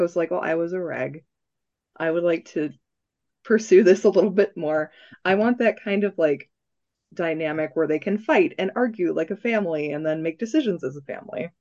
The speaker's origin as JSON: {"language": "English", "region": "Minnesota", "country": "United States", "accent": "Minnesota", "said": "my Minnesota accent."}